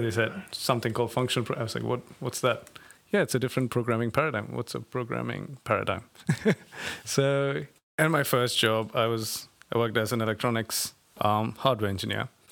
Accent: Bangalore, Karnataka, India; I come from India, um, a city called Bangalore in the south of India.

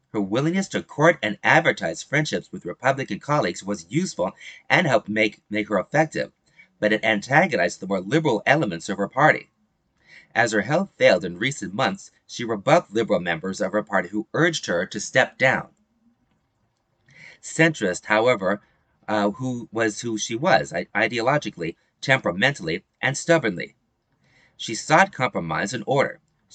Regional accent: California, United States; I was one of them. I was a high school sophomore at the time, growing up in the Bay Area.

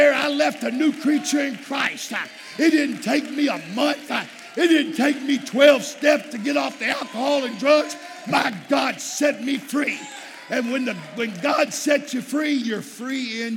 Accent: South Texas, United States; I'm from Texas, South Texas

